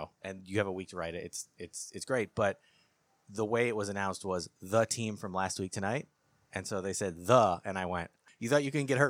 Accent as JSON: {"language": "English", "town": "Phoenix", "region": "Arizona", "country": "United States", "tie": "born or raised there", "also_born_or_lived": "Kansas City", "moved": "yes", "said": "and then I grew up in Phoenix, Arizona."}